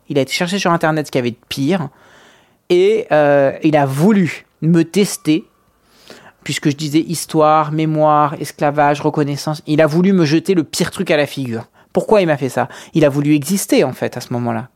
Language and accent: French; France; on est français